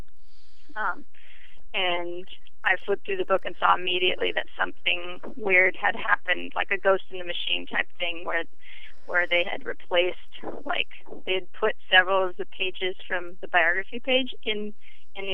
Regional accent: Portland, United States; I grew up in Portland

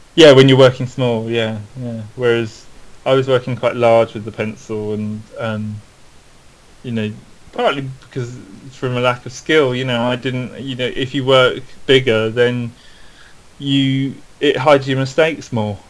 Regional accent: London, United Kingdom; I grew up in South London. Okay. In a, in a place called Penge

